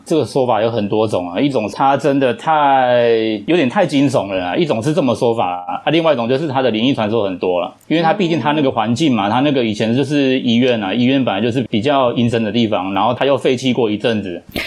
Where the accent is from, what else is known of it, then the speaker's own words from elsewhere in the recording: Taiwan; 我们台湾人有一种民，民间习俗